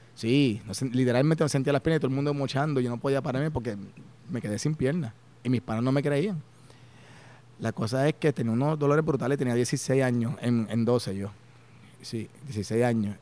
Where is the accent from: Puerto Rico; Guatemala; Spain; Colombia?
Puerto Rico; Las Piedras; also born or lived in Humacao, Puerto Rico / United States; nací, en el pueblo de Humacao, ah, viví en Verdemar muchos años, después nos mudamos para Las Piedras